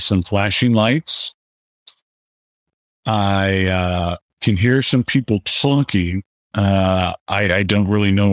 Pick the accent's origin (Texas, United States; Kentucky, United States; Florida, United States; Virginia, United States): Florida, United States; South; I grew up in South Florida and had a really idyllic childhood